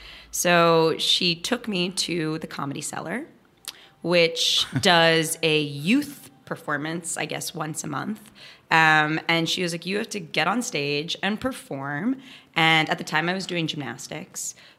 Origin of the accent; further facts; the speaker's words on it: New York City, New York, United States; also born or lived in Weston, Connecticut; I'm born and raised in Hell's Kitchen, but my mother was a good Jewish girl from Queens